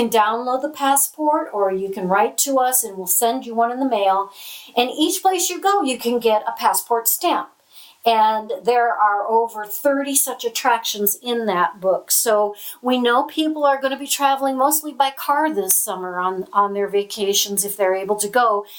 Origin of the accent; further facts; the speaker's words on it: Michigan, United States; yeah, we're from Michigan. And this is the car capital of the world.